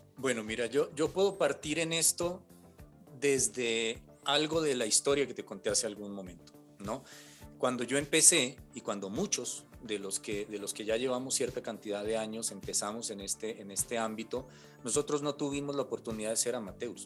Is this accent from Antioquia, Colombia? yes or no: no; Cali, Valle del Cauca, Colombia; Cali, yo soy de Cali, y estaban recién abriendo en esa época una carrera eh, en temas de artes sonoras en un instituto, porque no existía en, mi ciudad natal, en Cali